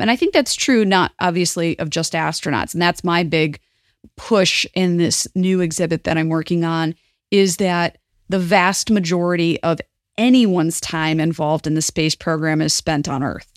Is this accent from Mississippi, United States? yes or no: no; southeastern Michigan, United States; also born or lived in Toledo, Ohio; I grew up in southeastern Michigan, which was on the border with Toledo. In fact, I was born in Toledo, Ohio